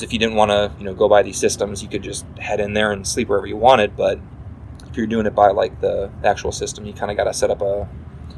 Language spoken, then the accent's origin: English; Wisconsin, United States; growing up in Wisconsin